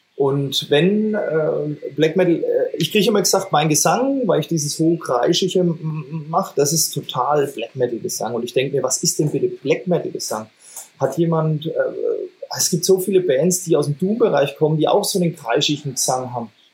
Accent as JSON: {"language": "German", "area": "Franconia", "region": "Bavaria", "country": "Germany", "accent": "Franconian", "said": "mit unserem fränkischen Dialekt"}